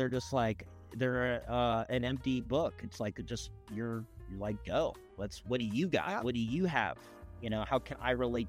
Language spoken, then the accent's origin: English; Long Beach, California, United States; I grew up in Long Beach, California.